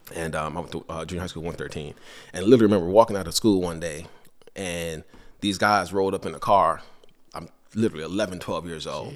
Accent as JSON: {"language": "English", "town": "New York City", "region": "New York", "country": "United States", "tie": "born or raised there", "also_born_or_lived": "Georgetown, Guyana / Virginia", "moved": "yes", "said": "I grew up in Brooklyn for a period of time"}